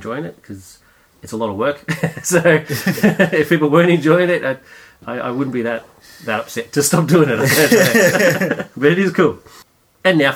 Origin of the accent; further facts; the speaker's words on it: Australia; Australia, we're a hodgepodge of many nations.